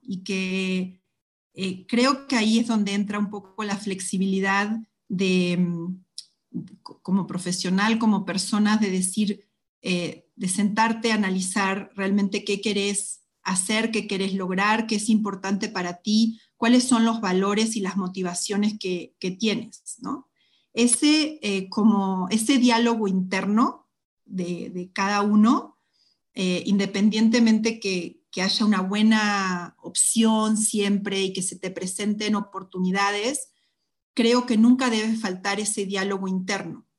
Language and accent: Spanish; Argentina; moved away as an adult; also born or lived in Mexico; cuando salí por de Argentina también por primera vez